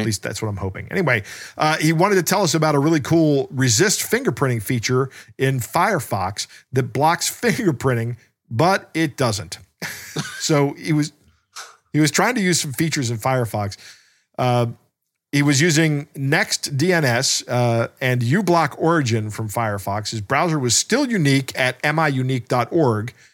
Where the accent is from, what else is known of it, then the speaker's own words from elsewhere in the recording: Maryland, United States; we are both from Maryland, and Maryland is, uh, is more of a cult than a state